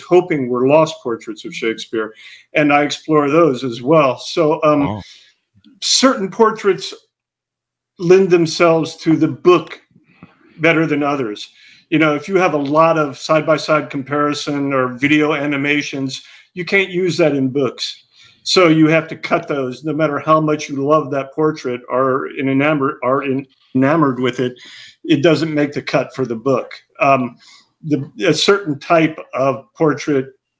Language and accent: English; Hattiesburg, Mississippi, United States; also born or lived in Vermont; now in Oxford, Mississippi, United States; I'm from Hattiesburg